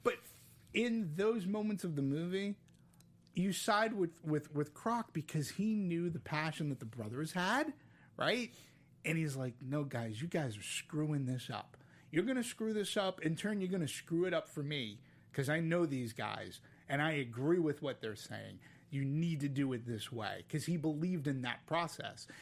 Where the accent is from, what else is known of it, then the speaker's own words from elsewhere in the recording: Boston, Massachusetts, United States; now in Southern California, United States; growing up in Boston